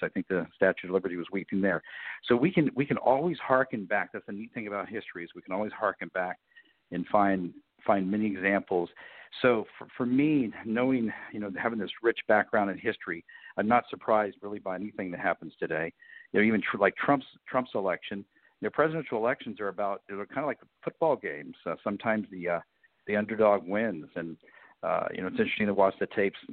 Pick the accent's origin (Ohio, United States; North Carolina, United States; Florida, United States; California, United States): Florida, United States; Miami; I was born in Miami, Florida